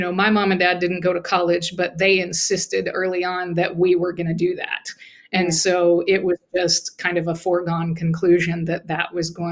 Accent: Muskogee, Oklahoma, United States; I grew up in Muscogee, Oklahoma, and, just a regular working class neighborhood with my grandparents about a block away from us

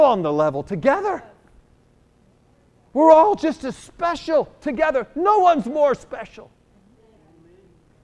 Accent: New York, United States; I'm a New Yorker

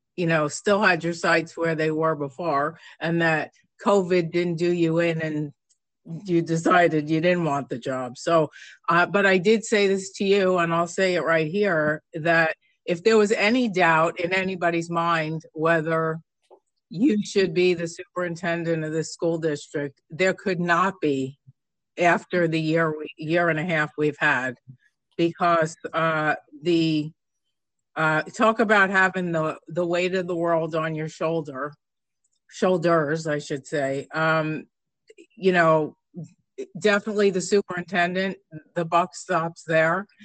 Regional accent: New York, United States; moved away; growing up in New York, uh, unfortunately for a young kid, my district was the last district to, to close

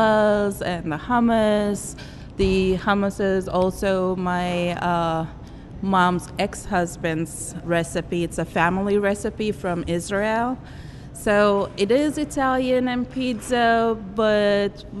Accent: Istanbul, Turkey; also born or lived in Germany; now in Louisiana, United States; We are from Istanbul

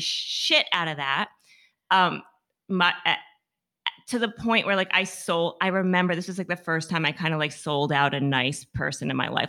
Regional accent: Massachusetts, United States; I'm from Massachusetts.

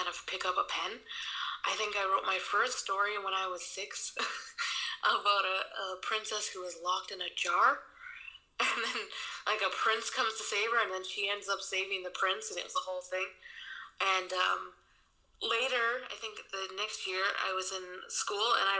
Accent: Milford, Massachusetts, United States; now in Germany; I am from Milford, Massachusetts. I currently live in Germany.

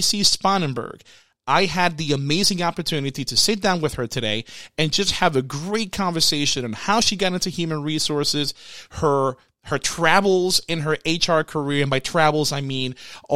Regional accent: Puerto Rico; I grew up in Puerto Rico, so most of the households I stayed in in Puerto Rico, they have chickens in the back.

